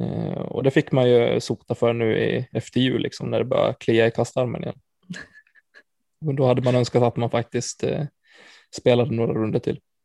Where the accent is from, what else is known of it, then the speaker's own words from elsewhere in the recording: Falun, Dalarna County, Sweden; moved away; Jag är från Falun i, i grund och botten i Dalarna